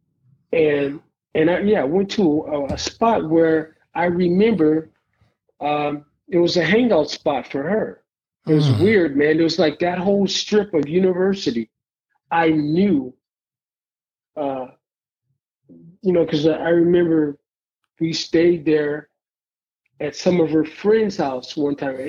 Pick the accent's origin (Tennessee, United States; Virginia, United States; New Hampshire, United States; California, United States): California, United States; East Palo Alto; growing up in East Palo Alto